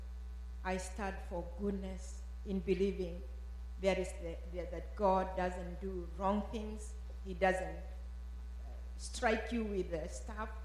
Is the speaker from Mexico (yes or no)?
no; Kenya; moved away as an adult; I was born in Kenya like Kathy. I grew up in a Christian family.